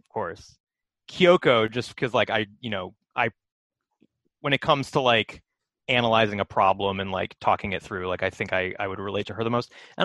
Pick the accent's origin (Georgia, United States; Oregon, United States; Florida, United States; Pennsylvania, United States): Pennsylvania, United States; Philadelphia; born there; Oh, I was born in Philadelphia.